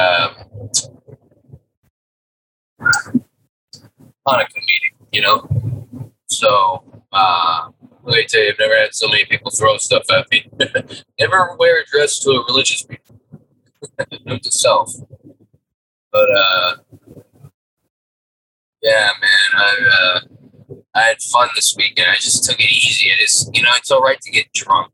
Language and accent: English; United States